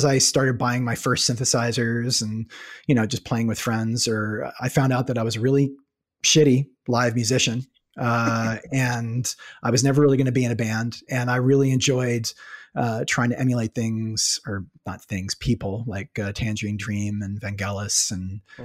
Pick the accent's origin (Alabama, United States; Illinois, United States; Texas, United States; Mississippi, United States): Texas, United States; Dallas; moved away as an adult; also born or lived in Connecticut / New Mexico; I was born in Connecticut, grew up in Dallas